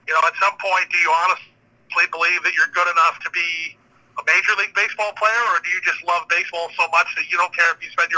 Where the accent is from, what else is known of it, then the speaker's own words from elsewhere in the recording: Florida, United States; growing up in Florida, we had so many South Florida spring training clubs that came down this way